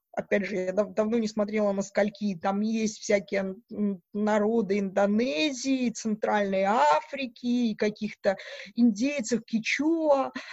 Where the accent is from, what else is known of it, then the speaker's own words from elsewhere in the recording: Mogilev Region, Belarus; moved away as an adult; also born or lived in Edinburgh, United Kingdom / Aberdeen, United Kingdom / Newcastle upon Tyne, United Kingdom; now in Manchester, United Kingdom; я из Белоруссии, из Могилевской области